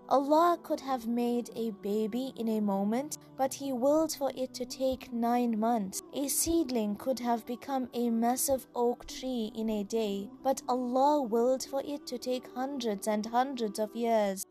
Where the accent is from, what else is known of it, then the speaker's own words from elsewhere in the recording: South Africa; I'm a South African Muslim, school teacher, life coach, and an avid traveler.